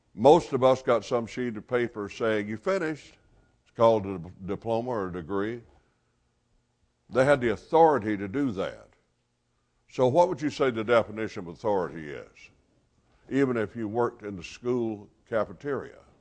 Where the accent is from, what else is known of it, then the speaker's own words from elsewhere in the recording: Gadsden, Alabama, United States; moved away as an adult; now in Memphis, United States; I'm originally from Gadsden, Alabama